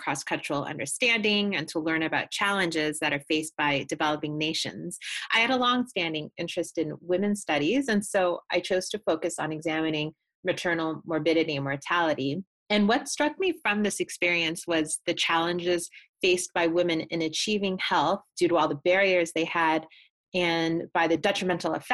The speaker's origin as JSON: {"language": "English", "country": "Canada", "said": "my home country of Canada"}